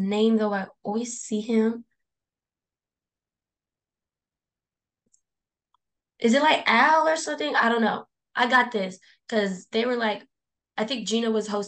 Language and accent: English; San Diego, California, United States; also born or lived in Britain; I'm from San Diego and I haven't made it very far out. Like, I don't think I've never left.